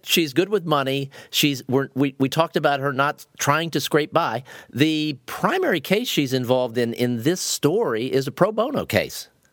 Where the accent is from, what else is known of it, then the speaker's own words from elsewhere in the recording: Ohio, United States; I grew up in Ohio. I, I grew up in the Midwest